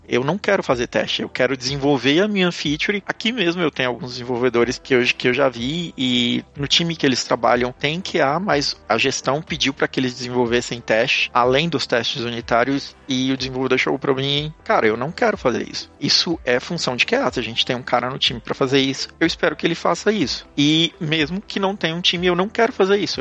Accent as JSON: {"language": "Portuguese", "region": "Pará", "country": "Brazil", "tie": "born or raised there", "also_born_or_lived": "São Paulo, Brazil", "moved": "as an adult", "lives_now": "Tallinn, Estonia", "said": "Eu sou do norte do, do país, eu sou do Pará."}